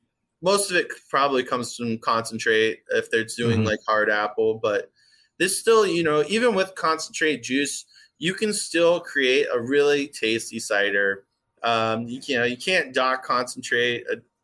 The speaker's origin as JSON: {"language": "English", "region": "Hawaii", "country": "United States", "tie": "born or raised there", "also_born_or_lived": "San Diego, California", "moved": "as an adult", "lives_now": "Grand Rapids, United States", "said": "I'm new to the Midwest. I grew up in Hawaii. I went kindergarten through high school."}